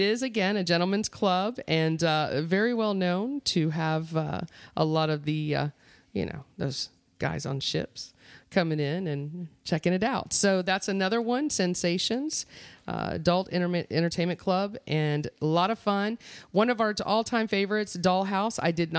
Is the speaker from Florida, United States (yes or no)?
yes; Mount Dora, Florida, United States; I was born and raised in Mount Dora, Florida.